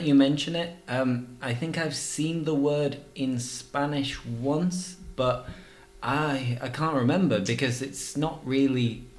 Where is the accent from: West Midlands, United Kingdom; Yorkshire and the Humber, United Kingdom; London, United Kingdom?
Yorkshire and the Humber, United Kingdom; But yeah, I'm from Yorkshire. It might not sound like it sometimes, but I'm from Yorkshire.